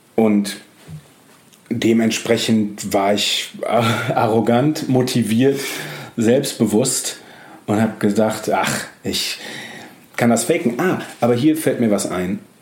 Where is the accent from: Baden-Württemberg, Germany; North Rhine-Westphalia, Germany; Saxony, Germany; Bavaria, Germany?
North Rhine-Westphalia, Germany; Düsseldorf; moved away as an adult; now in Hamburg, Germany; ich habe dann noch in Düsseldorf gelebt